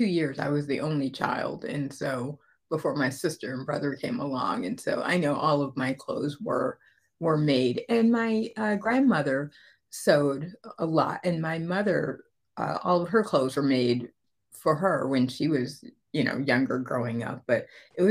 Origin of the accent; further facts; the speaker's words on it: Connecticut, United States; moved away as an adult; now in Atlanta, United States; we moved here to Georgia from Connecticut. I grew up in the Northeast.